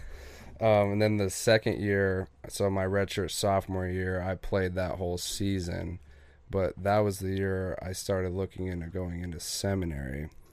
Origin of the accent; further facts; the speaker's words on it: Gillette, Wyoming, United States; also born or lived in Sheridan, Wyoming; I grew up in Gillette, Wyoming